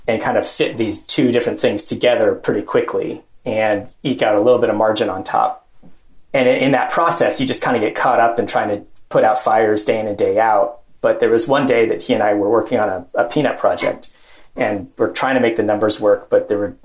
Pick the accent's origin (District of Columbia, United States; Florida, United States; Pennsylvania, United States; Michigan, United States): Pennsylvania, United States; Gettysburg; moved away as an adult; also born or lived in Middle East / sub-Saharan Africa; I grew up in Gettysburg, Pennsylvania